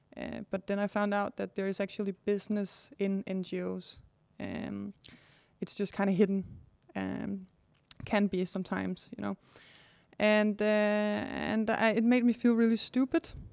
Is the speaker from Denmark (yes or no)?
yes; Denmark; also born or lived in Cambodia; I'm born in Denmark